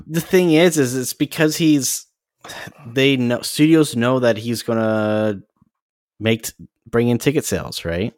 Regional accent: Canada

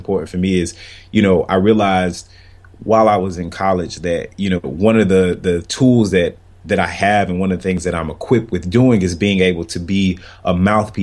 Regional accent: Florida, United States; moved away as an adult; It's my first time living away from Florida, like my home state. So I was born and raised and went to college there and everything

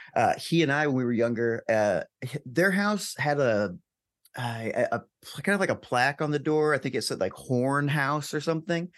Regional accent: Alton, Illinois, United States; moved away as an adult; I grew up in Alton, um, Illinois for, I mean, first eighteen years of my life

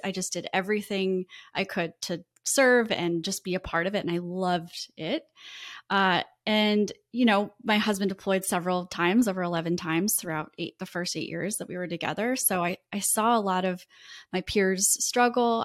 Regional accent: Iowa, United States; moved away as an adult; now in Florida, United States; I was raised in the Midwest, in Iowa

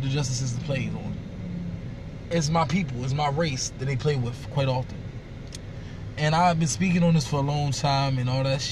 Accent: Northern Virginia, United States; now in Maryland, United States; I'm from Virginia, born and raised, Northern Virginia

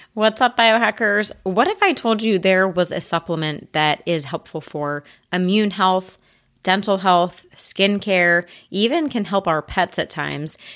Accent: United States; As an American

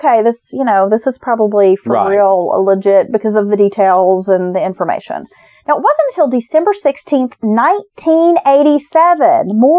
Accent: Maggie Valley, North Carolina, United States; Maggie Valley is my hometown.

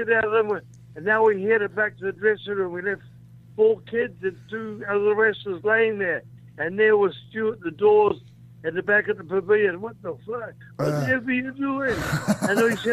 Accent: New Zealand

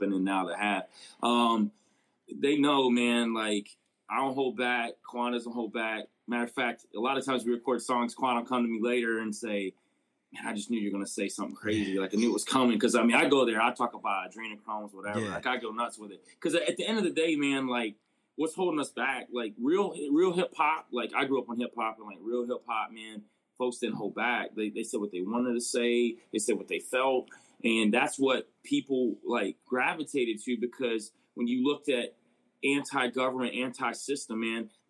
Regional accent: Georgia, United States; now in Cincinnati, United States; I'm originally from Georgia, but I live up in Cincinnati now

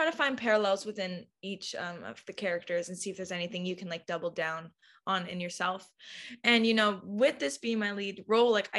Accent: Abbotsford, British Columbia, Canada; I'm from Abbotsford. Most people don't know where that is. It's a nice farm town

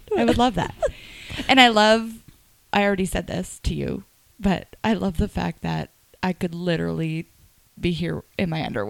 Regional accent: Moncton area, New Brunswick, Canada; also born or lived in Salisbury, New Brunswick

